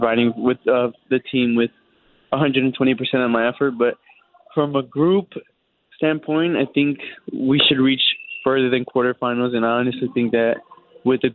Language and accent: English; Los Angeles, California, United States; moved away as an adult; now in Indianapolis, United States; I'm coming from Los Angeles